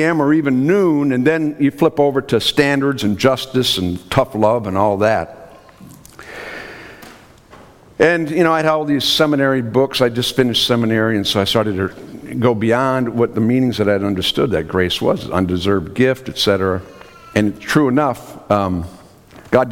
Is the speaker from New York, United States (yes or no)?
no; Minnesota, United States; I'm from Minnesota, so we have something called Minnesota Nice